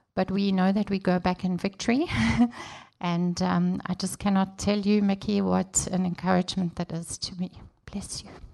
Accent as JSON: {"language": "English", "country": "South Africa", "also_born_or_lived": "Durban, South Africa", "moved": "as an adult", "lives_now": "Congo (DRC)", "said": "I'm from South Africa"}